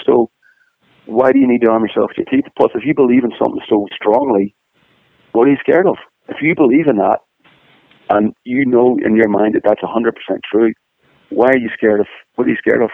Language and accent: English; Northern Ireland, United Kingdom; moved away as an adult; now in Los Angeles, United States; growing up in Northern Ireland